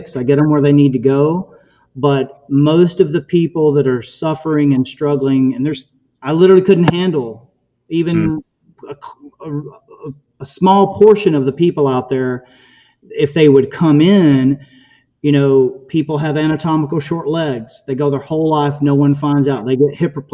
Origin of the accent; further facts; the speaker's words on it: Alabama, United States; now in Naples, United States; I grew up in Alabama, fishing on Lake Gunnersville and Tennessee River